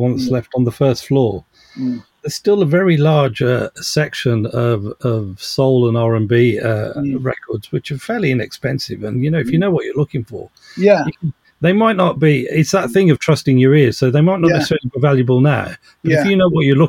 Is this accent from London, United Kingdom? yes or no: no; Birmingham, West Midlands, United Kingdom; I grew up in Birmingham